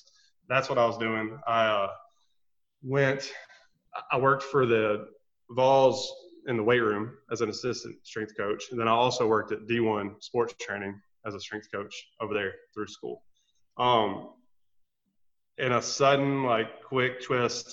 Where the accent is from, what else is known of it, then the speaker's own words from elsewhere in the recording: Memphis, Tennessee, United States; I grew up in Memphis, Tennessee, or a suburb of Memphis